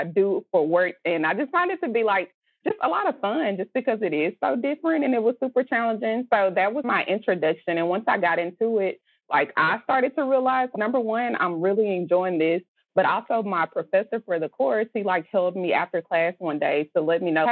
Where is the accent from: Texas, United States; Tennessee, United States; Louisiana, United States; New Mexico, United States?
Texas, United States; I'm from Texas.